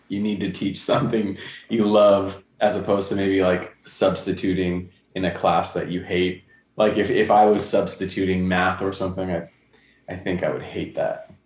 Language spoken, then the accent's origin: English; California, United States; moved away as an adult; also born or lived in Kamiichi, Toyama, Japan; We're from California.